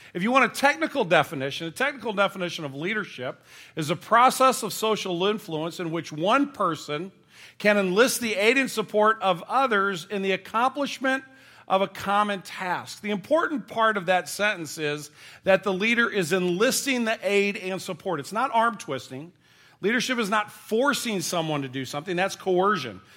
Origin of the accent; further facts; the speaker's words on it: St. Louis, Missouri, United States; we're from Saint Louis. We're a baseball town